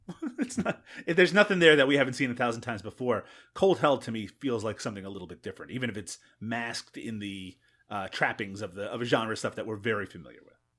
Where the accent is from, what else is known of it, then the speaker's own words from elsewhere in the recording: Newfoundland and Labrador, Canada; growing up in Newfoundland